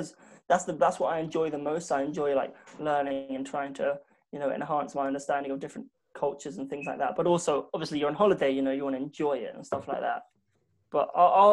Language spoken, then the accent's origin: English; London, United Kingdom; growing up in South London